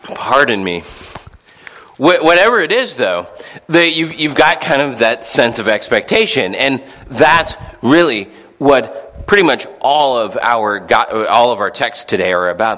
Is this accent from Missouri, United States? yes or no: yes; St. Louis, Missouri, United States; I remember growing up in St. Louis